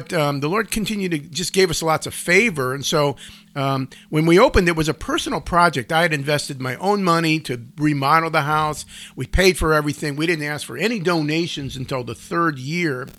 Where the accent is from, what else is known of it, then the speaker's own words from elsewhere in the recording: Cleveland Heights, Ohio, United States; I grew up in the Cleveland, east side suburbs of Cleveland Heights and University Heights.